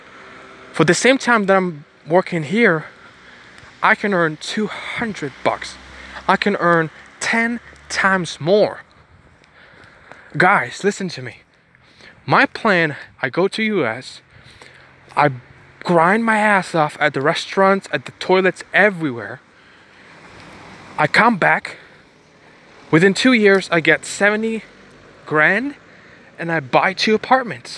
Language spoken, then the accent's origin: English; Ukraine; now in Bulgaria; I was born in Ukraine